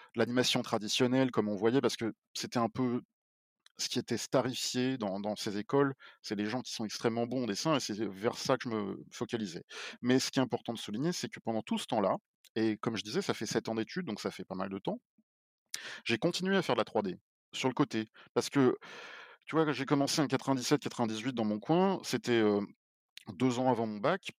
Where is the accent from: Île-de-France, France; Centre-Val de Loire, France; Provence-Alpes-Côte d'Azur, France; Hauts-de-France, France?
Île-de-France, France; Paris; moved away as an adult; je suis parisien. Donc moi, j'ai vécu toute ma vie à Paris avant